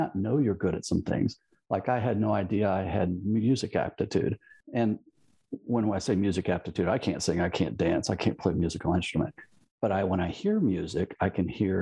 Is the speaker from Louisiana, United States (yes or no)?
yes; Baton Rouge, Louisiana, United States; now in Houston, United States; I grew up in Louisiana, born in Louisville, Kentucky.